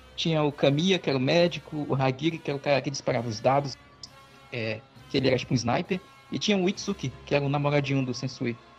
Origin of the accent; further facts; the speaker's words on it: Tefé, Amazonas, Brazil; na minha cidade de Tefé